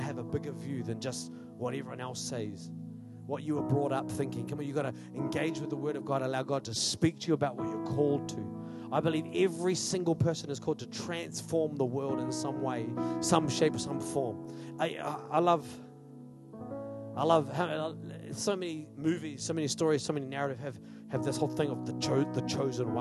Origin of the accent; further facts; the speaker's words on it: Australia; now in New Zealand; The town I grew up in Australia, 20%, 22% unemployment.